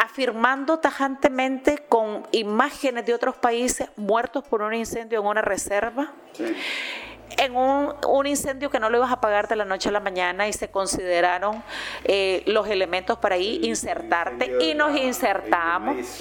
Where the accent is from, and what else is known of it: Nicaragua